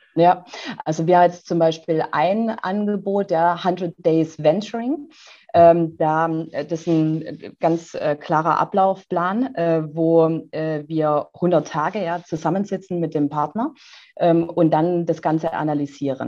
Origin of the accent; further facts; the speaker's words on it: Neckar valley, Baden-Württemberg, Germany; ich bin ja äh, hier im Neckartal geboren